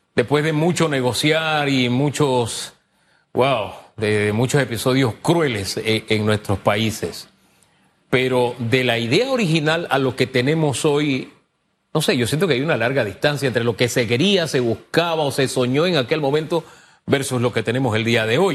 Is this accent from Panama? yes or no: yes; Panama